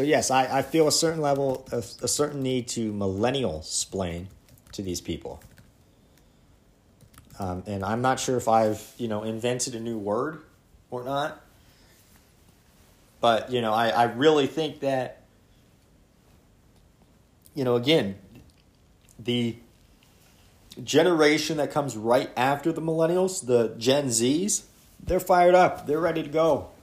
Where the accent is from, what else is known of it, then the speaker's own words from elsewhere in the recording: Pennsylvania, United States; my home state of Pennsylvania